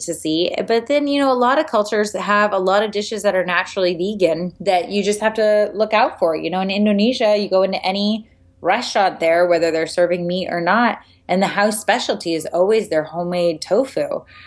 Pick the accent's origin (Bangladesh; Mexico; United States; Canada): United States; San Diego, California; when I was eight years old, growing up in San Diego